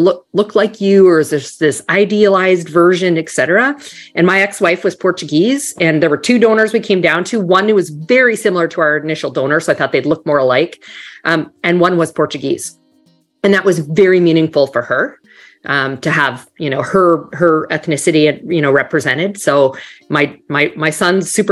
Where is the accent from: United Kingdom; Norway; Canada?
Canada; moved away as an adult; also born or lived in Toronto / New York; now in Miami, United States; So you might hear a tiny bit of an accent. I'm actually originally from Canada.